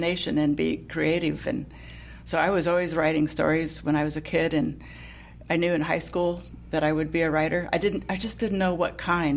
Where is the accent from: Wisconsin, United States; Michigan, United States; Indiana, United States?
Indiana, United States; Fort Wayne; I'm from Fort Wayne, and there's a big Lincoln Museum there